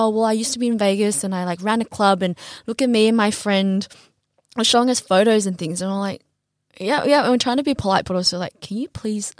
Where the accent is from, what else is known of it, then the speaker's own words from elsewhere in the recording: Australia; where are you from? And I was like, Australia. And he's like, oh, but you're Chinese, right? And I was like, no, I'm Australian.